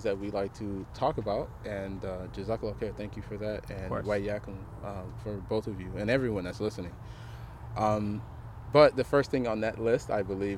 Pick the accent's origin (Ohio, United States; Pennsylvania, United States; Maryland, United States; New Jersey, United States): Ohio, United States; Cleveland; I grew up here in the city of Cleveland